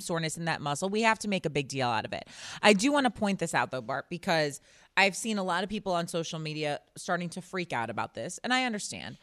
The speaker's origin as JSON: {"language": "English", "town": "Chicago", "region": "Illinois", "country": "United States", "said": "I'm obviously from Chicago"}